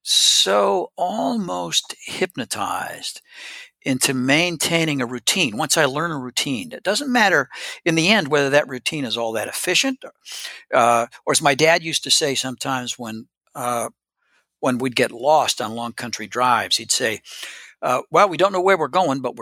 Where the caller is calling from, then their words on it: Tennessee, United States; Now we're kind of slowly making our way back home. I'm joining you from East Tennessee.